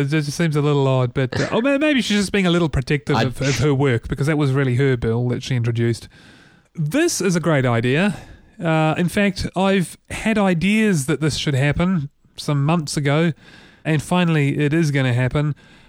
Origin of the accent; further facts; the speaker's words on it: New Zealand; as a New Zealander who cares about creative New Zealanders